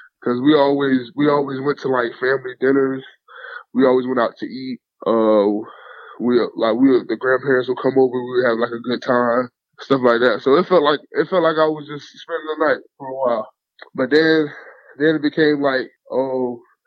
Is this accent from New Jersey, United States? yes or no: no; Fort Lauderdale, Florida, United States; I grew up in Fort Lauderdale, Florida, in like a little hood called Sunland Park. Spent most of my whole life there, but we moved around a couple times